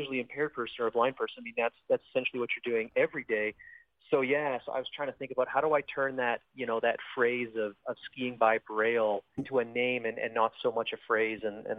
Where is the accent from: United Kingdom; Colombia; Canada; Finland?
Canada; Southern Alberta; now in Invermere, Canada; I'm Canadian. Cool. Okay. I'm originally from Southern Alberta.